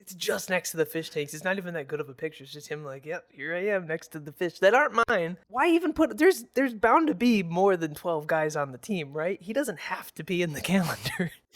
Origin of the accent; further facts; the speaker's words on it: Michigan, United States; growing up in Michigan, especially mid-Michigan, the drive to Detroit can be kinda long